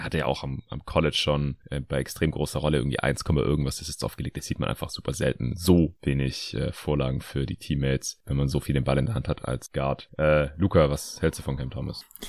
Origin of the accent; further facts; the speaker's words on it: Stuttgart, Baden-Württemberg, Germany; moved away; meine alte Heimat nach Stuttgart